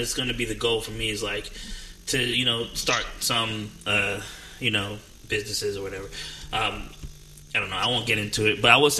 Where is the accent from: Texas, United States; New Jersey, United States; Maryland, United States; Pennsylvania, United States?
New Jersey, United States; now in Atlanta, United States; I'm from New Jersey